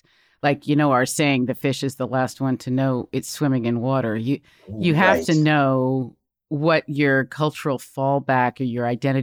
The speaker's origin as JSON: {"language": "English", "country": "United States", "said": "I come from the United States."}